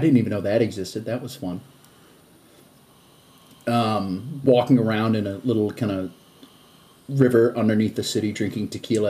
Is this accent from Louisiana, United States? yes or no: no; Boston, Massachusetts, United States; I'm from Boston.